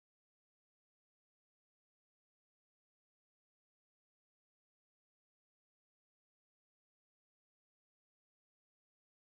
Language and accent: English; the South, United States; I'm from the South